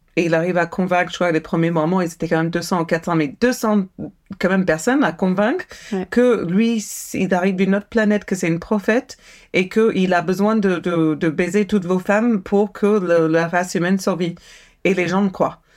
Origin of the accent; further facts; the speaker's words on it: United States; also born or lived in Maryland; now in France; je suis américaine